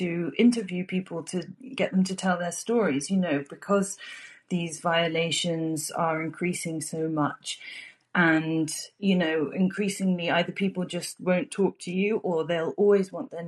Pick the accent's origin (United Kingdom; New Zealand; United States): United Kingdom; I'm British and I live in the UK.